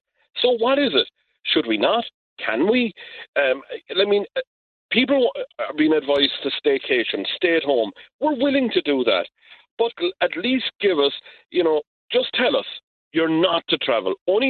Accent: Ireland; We're going to get through this, because we're the Irish.

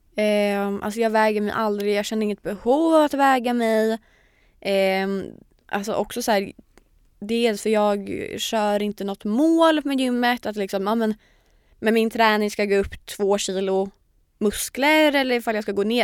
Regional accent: Linköping, Östergötland, Sweden; moved away as an adult; now in Stockholm, Sweden; jag har ju haft en liten period när jag varit hemma i Linköping

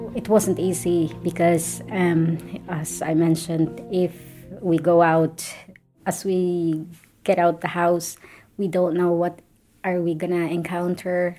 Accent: Philippines; moved away as an adult; now in Ireland; I'm originally from the Philippines. I'm living and working in Ireland for over 15 years now

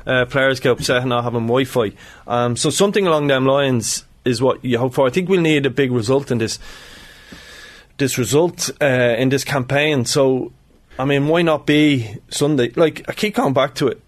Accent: Ireland

